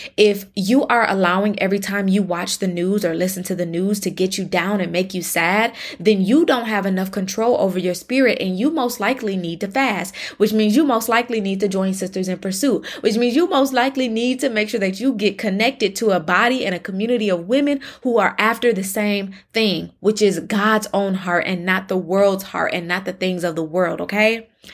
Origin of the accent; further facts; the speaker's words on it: Michigan, United States; now in Texas, United States; in Michigan, my home state